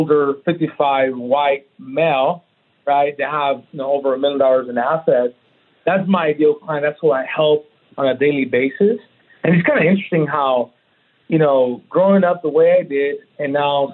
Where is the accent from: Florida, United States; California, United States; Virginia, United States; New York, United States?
California, United States; Oceanside; now in Texas, United States; Born and raised in Oceanside, two parents